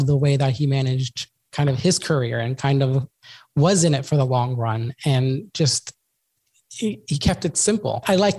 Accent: Sydney, New South Wales, Australia; my hometown here in Sydney. When I started Sydney, it's a beach city.

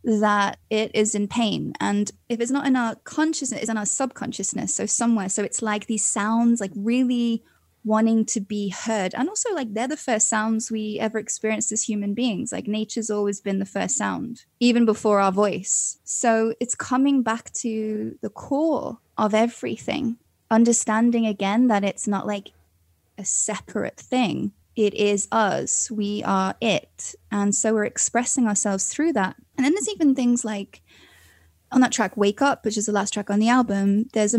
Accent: Wales, United Kingdom; moved away as an adult; now in London, United Kingdom; I come from Wales and we've got these big mountains and like epic scenery

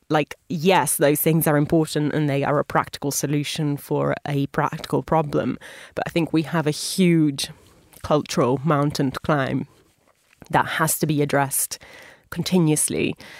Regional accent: Italy; my home country of Italy

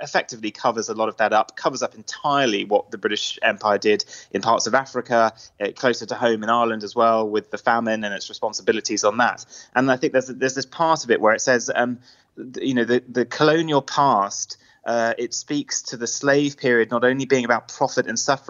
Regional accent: Luxembourg; also born or lived in Jersey; I'm Irish Scottish, but I wasn't raised in the UK. I was kind of raised in Luxembourg and Jersey.

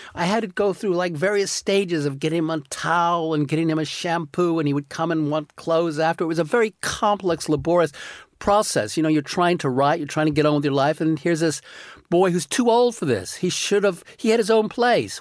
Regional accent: United States; moved away; I'm an American

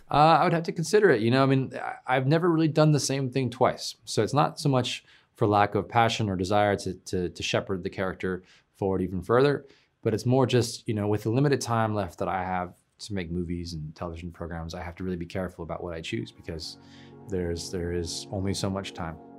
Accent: Oakland, California, United States; I'm from San Francisco Bay Area, Oakland.

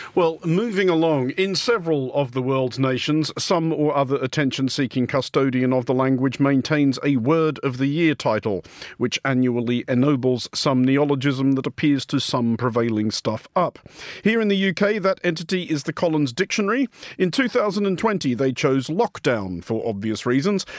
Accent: Australia

